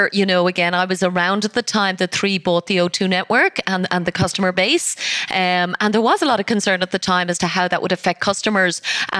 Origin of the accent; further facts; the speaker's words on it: Ireland; I am Irish